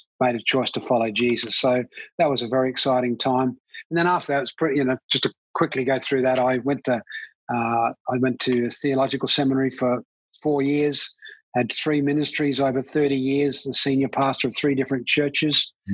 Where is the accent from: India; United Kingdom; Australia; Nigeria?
Australia; also born or lived in Ireland; I was born in Ireland, with some Irish heritage, and I came out as a migrant to Australia when I was 9